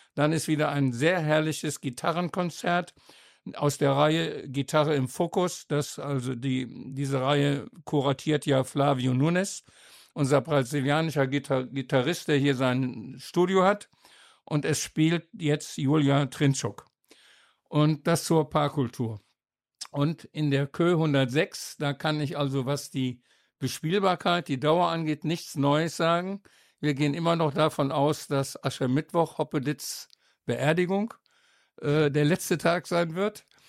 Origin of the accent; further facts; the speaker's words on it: Osnabrück, Lower Saxony, Germany; moved away; ich bin damals in Osnabrück zur Schule gegangen